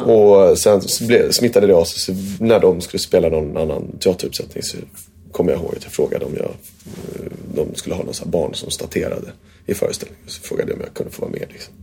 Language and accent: Swedish; Värmdö, Stockholm County, Sweden; Jag bodde ute på Värmdö